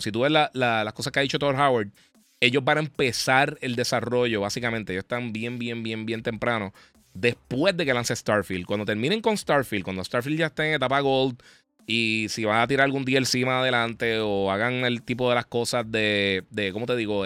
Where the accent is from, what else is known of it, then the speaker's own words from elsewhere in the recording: Mayagüez, Puerto Rico; yo nací en Mayagüez